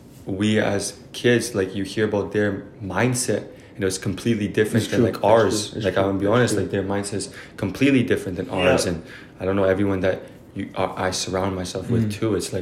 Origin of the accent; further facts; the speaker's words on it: Canada; growing up in Canada, we're very lucky. We're very fortunate mm-hmm. to be growing up in a country like this.